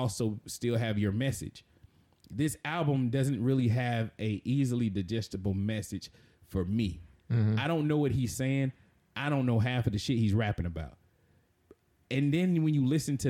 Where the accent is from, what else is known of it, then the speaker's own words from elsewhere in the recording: the South, United States; I was raised in the South, so I'm a Christian by, you know, my region